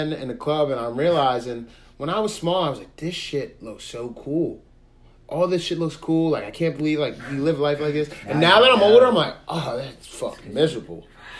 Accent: Pasadena, United States; growing up in Pasadena

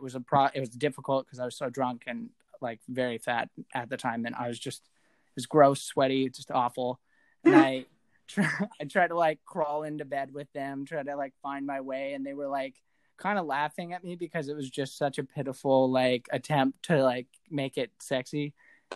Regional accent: Spokane, Washington, United States; I'm from Spokane

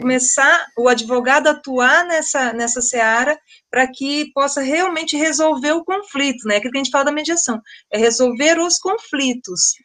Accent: Londrina, Paraná, Brazil; na minha cidade, eu sou londrinense

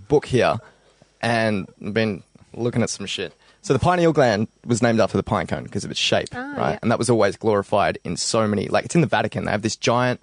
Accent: Belgrave, Victoria, Australia; when I was, like, 16, because I came from the Belgrave area

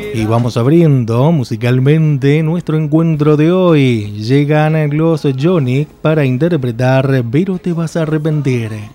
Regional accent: Mendoza, Argentina; nuestra provincia de Mendoza

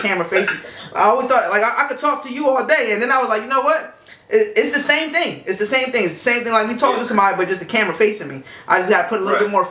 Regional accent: Camden, New Jersey, United States; moved away; I'm originally from Camden, New Jersey. Shout out my hometown.

